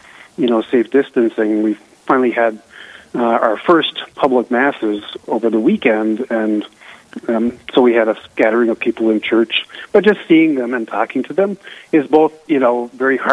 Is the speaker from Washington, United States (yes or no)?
no; Eveleth, Minnesota, United States; my hometown of Eveleth